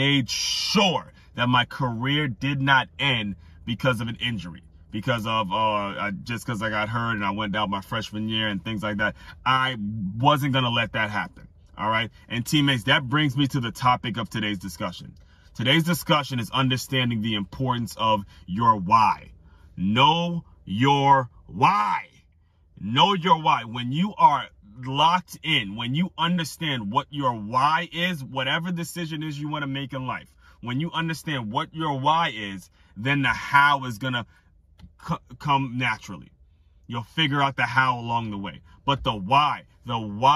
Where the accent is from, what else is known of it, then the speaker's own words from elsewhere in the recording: Silver Spring, Maryland, United States; moved away as an adult; also born or lived in Jefferson City, Tennessee; I grew up in Silver Spring, Maryland